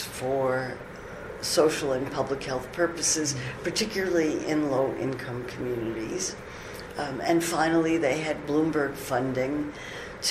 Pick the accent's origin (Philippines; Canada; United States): United States; I'm an American